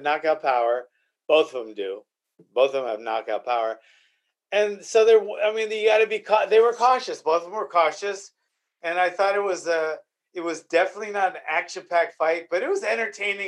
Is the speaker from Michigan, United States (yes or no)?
no; Arroyo Grande, California, United States; I'm like from Arroyo Grande?